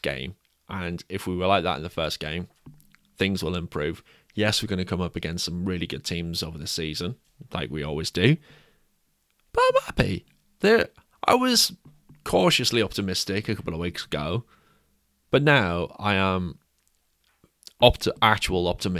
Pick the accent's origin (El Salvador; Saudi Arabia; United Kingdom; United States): United Kingdom; England; we're both English